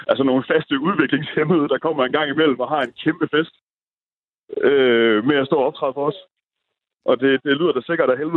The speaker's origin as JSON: {"language": "Danish", "town": "Holstebro", "region": "Central Denmark Region", "country": "Denmark", "moved": "yes", "said": "det har jeg i hvert fald oplevet hjemme i Holstebro"}